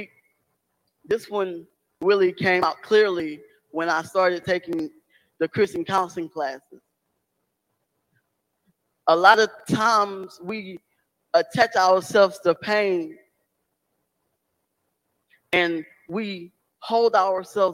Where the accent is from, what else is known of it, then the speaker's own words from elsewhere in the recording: Beaumont, Texas, United States; moved away as an adult; also born or lived in Chicago; Beaumont's my hometown